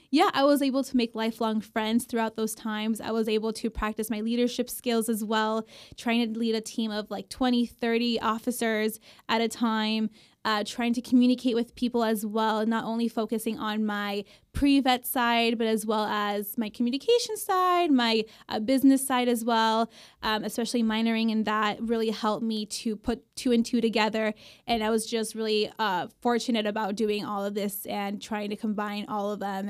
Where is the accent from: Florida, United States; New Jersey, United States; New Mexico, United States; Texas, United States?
Florida, United States; Miami; moved away as an adult; now in Davis, United States; I'm originally from Miami, Florida.